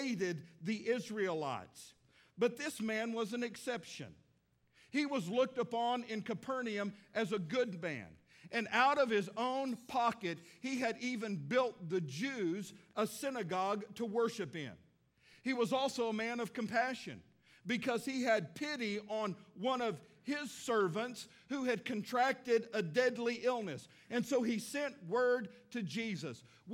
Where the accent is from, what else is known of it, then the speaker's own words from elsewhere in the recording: Midland, Texas, United States; now in Fort Smith, United States; me going back to Midland, Texas, my hometown.